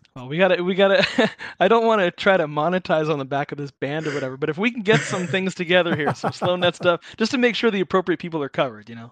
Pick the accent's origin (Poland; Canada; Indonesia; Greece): Canada; Southern Ontario; growing up in Southern Ontario